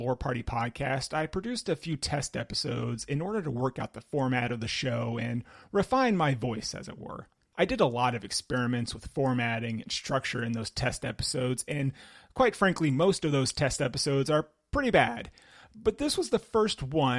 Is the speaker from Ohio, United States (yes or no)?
yes; Cuyahoga Falls, Ohio, United States; moved away; my hometown of Cuyahoga Falls in Ohio